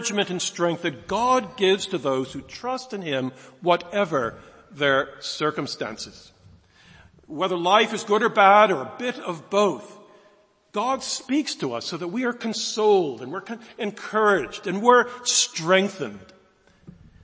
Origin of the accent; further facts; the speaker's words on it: United States; moved away as an adult; now in United Kingdom; I'm an American, as you might pick up originally. Came here a long time ago, 1976, as a student